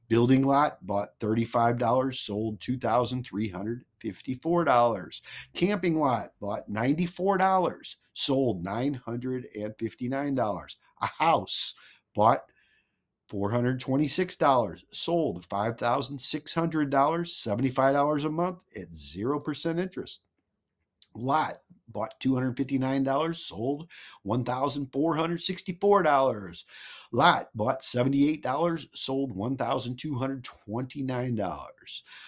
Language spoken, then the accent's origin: English; Missouri, United States; I'm from Mizu-, Missouri. The Show Me State